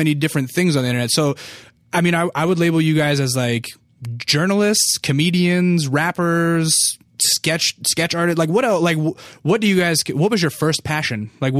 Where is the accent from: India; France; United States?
United States; Alaska; I'm from Alaska, indeed. My family's from the East Coast, though.